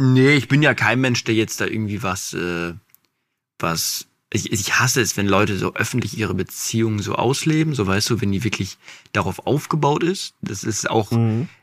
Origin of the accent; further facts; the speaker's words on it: Dinslaken, North Rhine-Westphalia, Germany; ich bin ja in Dienstlaken geboren. Und da, wo ich früher gewohnt habe, der Wendler war mein Nachbar.